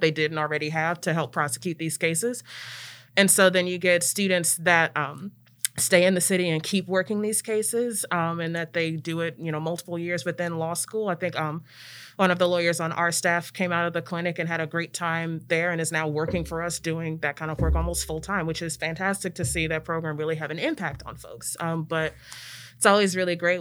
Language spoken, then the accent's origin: English; Prince George's County, Maryland, United States; moved away as an adult; also born or lived in Ithaca, New York; now in Memphis, United States; I am from Maryland originally